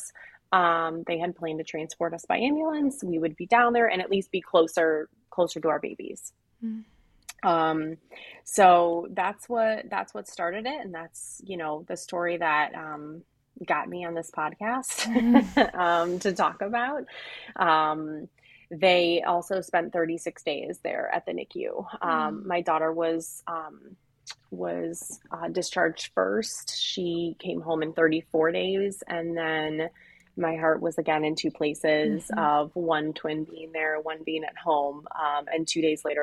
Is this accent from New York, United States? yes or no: no; Cleveland, Ohio, United States; I am from Cleveland, born and raised here